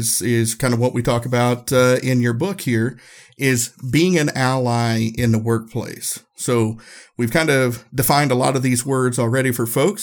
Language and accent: English; Erwin, Tennessee, United States; I grew up in Northeast Tennessee. I grew up in the Appalachian Mountains, small town, Irwin, on the Appalachian Trail